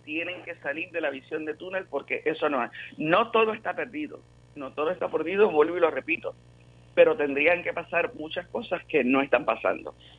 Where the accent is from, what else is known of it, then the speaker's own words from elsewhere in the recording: Puerto Rico; volver a hacer algo como, como puertorriqueños